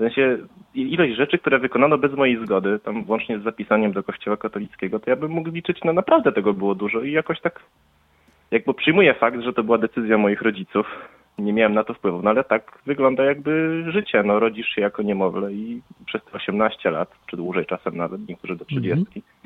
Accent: Lublin, Lublin Voivodeship, Poland; ja też jestem z Lublina

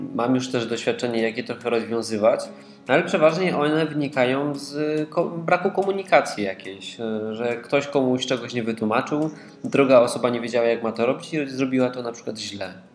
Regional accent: Katowice, Silesian Voivodeship, Poland; Ja jestem z dużego miasta, jestem z Katowic

